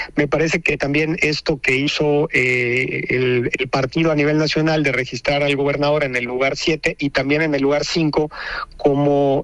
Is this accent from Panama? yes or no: no; Yucatán, Mexico; como panistas yucatecos